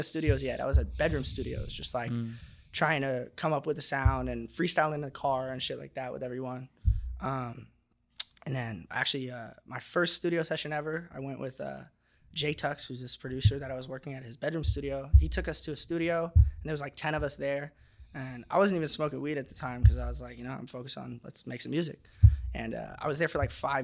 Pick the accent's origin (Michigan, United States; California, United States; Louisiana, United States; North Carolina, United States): California, United States; Huntington Beach; I'm from Huntington